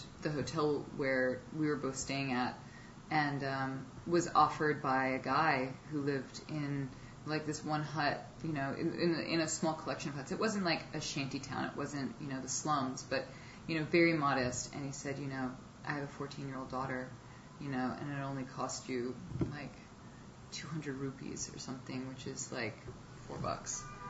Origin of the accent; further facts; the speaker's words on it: New York City, New York, United States; growing up in New York City